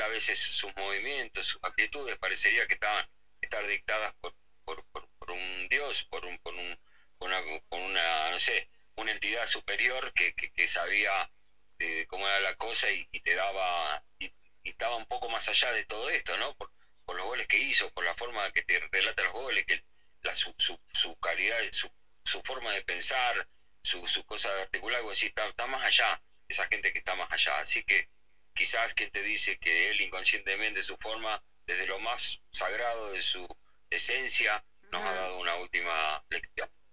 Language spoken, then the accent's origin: Spanish; Argentina; nos enorgullece como argentinos